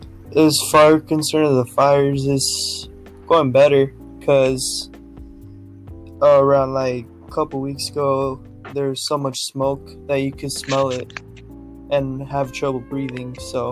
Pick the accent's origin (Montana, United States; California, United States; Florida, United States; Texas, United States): California, United States